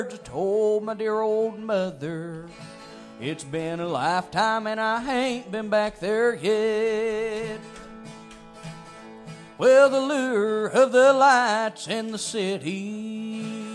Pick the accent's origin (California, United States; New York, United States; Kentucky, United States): Kentucky, United States; Grayson; I'm Kentucky born and bred